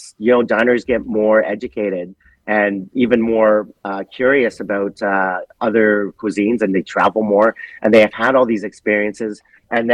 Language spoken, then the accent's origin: English; Canada; growing up in Canada, my personality first was being Canadian.